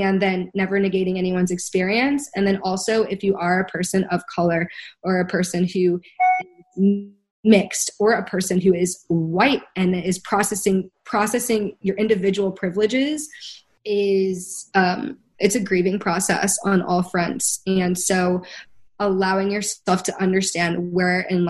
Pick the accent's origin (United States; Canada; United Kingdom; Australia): United States; we're all from America